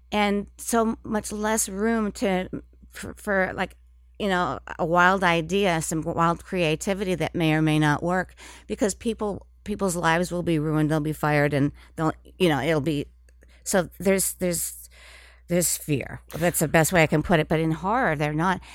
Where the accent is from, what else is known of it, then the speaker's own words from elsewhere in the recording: Minnesota, United States; moved away as an adult; also born or lived in New York City; I was from Minnesota, and, and it's, um, m, the, in the Midwest